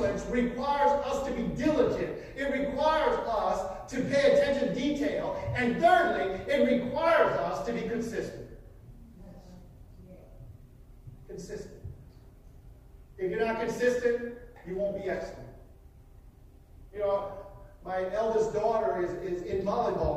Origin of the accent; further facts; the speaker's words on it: Wisconsin, United States; we were growing up in Wisconsin